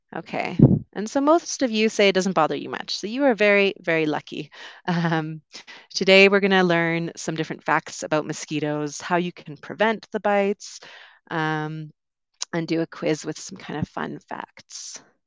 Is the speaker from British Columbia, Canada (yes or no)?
yes; Vancouver, British Columbia, Canada; moved away as an adult; also born or lived in London, United Kingdom; I'm originally from Canada. I grew up on the West Coast, around Vancouver.